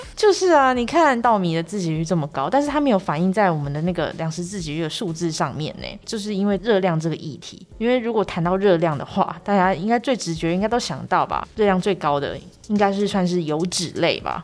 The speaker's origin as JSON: {"language": "Chinese", "country": "Taiwan", "tie": "born or raised there", "said": "我们土生土长的台湾人"}